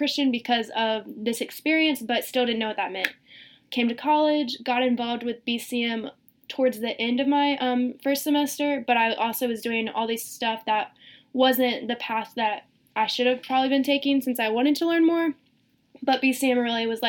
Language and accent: English; Greenville, South Carolina, United States; now in Rock Hill, United States; I'm originally from Greenville, South Carolina. Lived there my entire life. I came to Rock Hill for school.